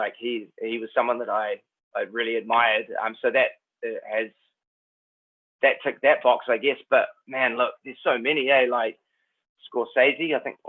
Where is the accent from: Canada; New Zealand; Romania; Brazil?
New Zealand; accent: Kiwi; my own Kiwi accent